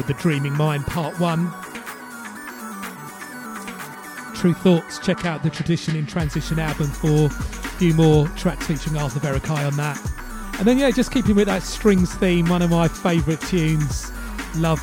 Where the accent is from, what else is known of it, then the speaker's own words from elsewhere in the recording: London, United Kingdom; pirate radio in London, growing up in London